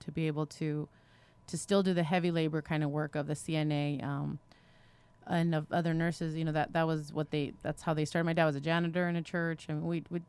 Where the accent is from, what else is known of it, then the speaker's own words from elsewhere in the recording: Romania; born there; I was born in Romania during communist Ceaușescu era.